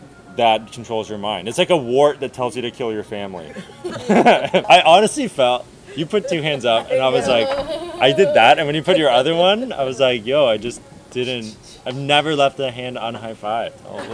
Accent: Ireland; No. Okay. I'm Irish.

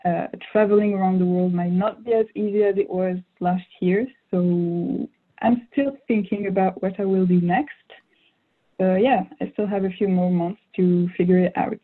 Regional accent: Strasbourg, Grand Est, France; first language French; English is a second language; also born or lived in Martinique / Jamaica; my dad is from the French Caribbean, so the island of Martinique, and I grew up in mainland France in the city of Strasbourg. So it's in the northeast of the country of France, and that's where I spent most of my life, actually. That's where I grew up.

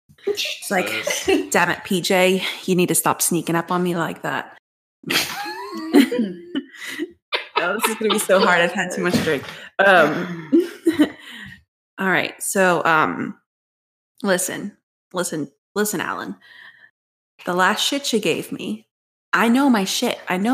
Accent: New Jersey, United States; Wait, no, I'm from Jersey.

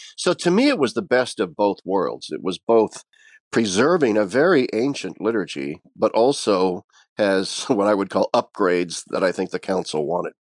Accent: Nebraska, United States; also born or lived in Pennsylvania; now in Harveys Lake, United States; I am originally from Nebraska

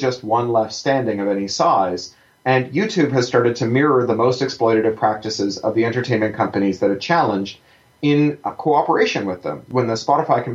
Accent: Canada; I'm a Canadian

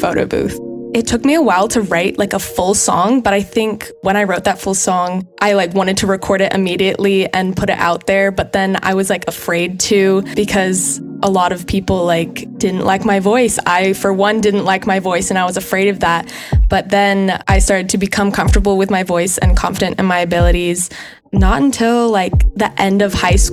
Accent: Bay Area, California, United States; moved away as an adult; now in Boston, United States; I am originally from California, around the Bay Area

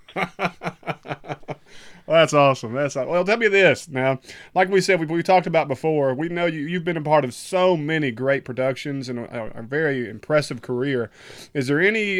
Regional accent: the South, United States; … and I are, are Southern boys

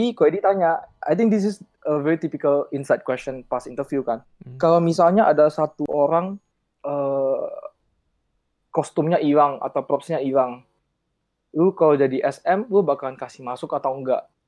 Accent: Pekanbaru, Riau, Indonesia; moved away; aku dari Pekanbaru

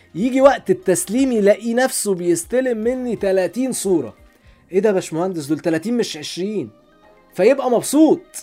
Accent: Alexandria, Alexandria Governorate, Egypt; انا راجل اسكندراني عندنا في اسكندريه

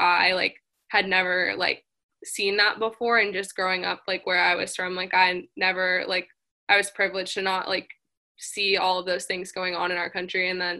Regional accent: Boston, Massachusetts, United States; moved away as an adult; Yeah, I'm from Boston, Massachusetts, so definitely way up in the north, and coming to USC was something that was really different for me

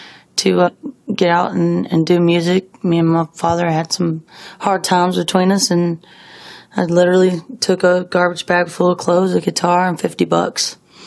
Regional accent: Lakeland, Florida, United States; I'm from Florida. I was born in Lakeland, Florida. Moved around a lot with my father.

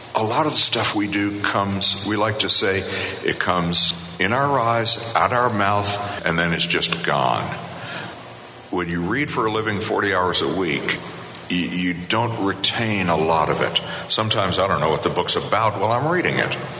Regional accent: Virginia, United States; moved away as an adult; also born or lived in Boulder, Colorado; I was born and bred in Virginia. I'm a proud son of the Old Dominion.

